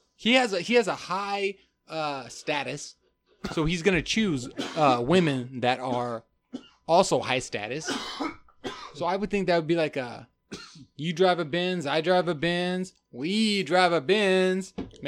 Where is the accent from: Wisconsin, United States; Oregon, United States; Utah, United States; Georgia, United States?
Oregon, United States; Klamath Falls; also born or lived in Germany; now in Portland, United States; I'm from originally Germany, then Klamath Falls, Oregon, then Portland, Oregon.